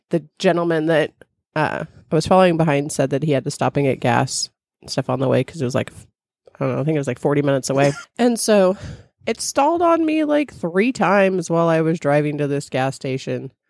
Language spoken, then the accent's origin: English; California, United States; now in Midwest, United States; I grew up in California